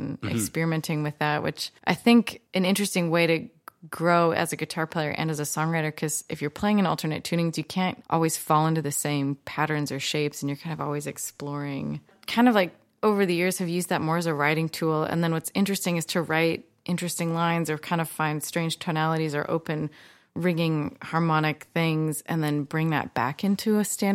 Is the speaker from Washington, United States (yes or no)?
yes; Olympia, Washington, United States; I'm from Olympia